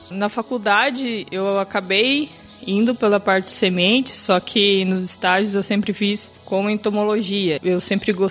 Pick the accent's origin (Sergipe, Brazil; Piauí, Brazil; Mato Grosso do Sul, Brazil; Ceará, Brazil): Mato Grosso do Sul, Brazil; now in Bahia, Brazil; Bom, eu sou natural do Mato Grosso do Sul. Eu formei na Universidade Estadual do meu estado, é, vim parar aqui na Bahia